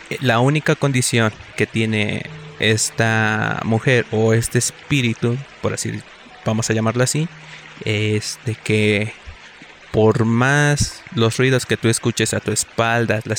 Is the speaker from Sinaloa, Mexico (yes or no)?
no; Cautepec, Hidalgo, Mexico; de donde yo soy, que es del municipio de Cautepec, del estado de Hidalgo, hay diversos este, colonias que están algo dispersas.